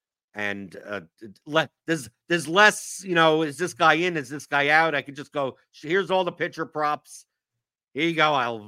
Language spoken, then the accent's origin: English; New York, United States; accent: Jewish New York; now in Kentucky, United States; Yeah, but I'm from New York, right? Yeah. That's what I sound like. No one here in Kentucky thinks I'm from here, right?